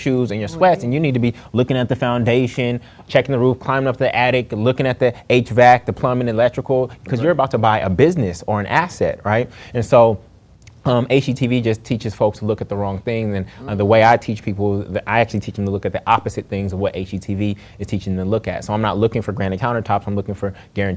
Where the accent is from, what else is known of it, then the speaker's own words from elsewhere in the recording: Oakland, California, United States; that home that I grew up in Oakland, California